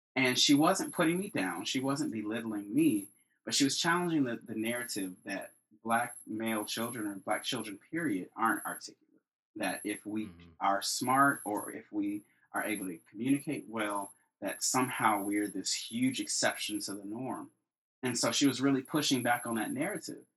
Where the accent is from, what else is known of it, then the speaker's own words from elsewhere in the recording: Chicago, Illinois, United States; I am from Chicago, born and raised. Grew up on the South Side.